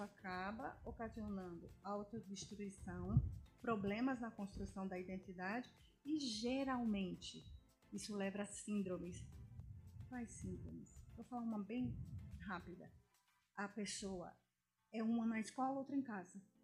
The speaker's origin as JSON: {"language": "Portuguese", "country": "Brazil", "said": "Hoje o nosso país é um país diversificado. Então você vê latinos, latinos da Argentina, latinos espanhóis, só que nós somos brasileiros"}